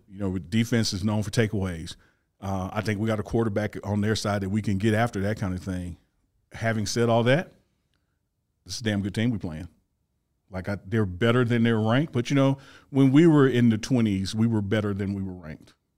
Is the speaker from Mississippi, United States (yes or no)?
yes; Mississippi, United States; I'm from Mississippi